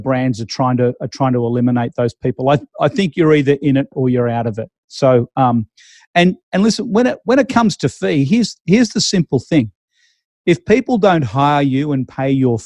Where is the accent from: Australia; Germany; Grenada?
Australia; Melbourne, Victoria; moved away; I'm originally from Melbourne, the auction capital of the world.